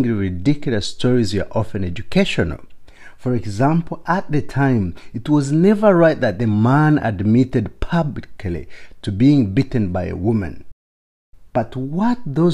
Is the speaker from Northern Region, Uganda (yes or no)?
no; Ishaka, Western Region, Uganda; Growing up in Ishaka, a small town in southwestern Uganda